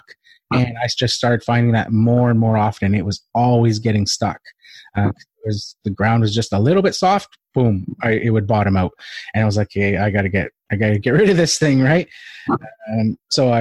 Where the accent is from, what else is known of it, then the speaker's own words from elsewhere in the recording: Vancouver, British Columbia, Canada; I'm from Vancouver